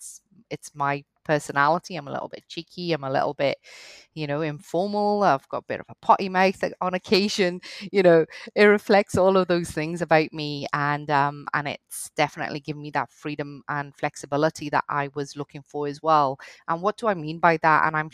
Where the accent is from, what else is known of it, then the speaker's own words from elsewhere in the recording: Cardiff, Wales, United Kingdom; accent: hybrid Welsh-Scottish; also born or lived in Scotland; I started off, I grew up in Wales, in Cardiff to be specific. I did my law degree in Scotland, hence the accent, hybrid accent. You notice the Welsh when I've had a few wines.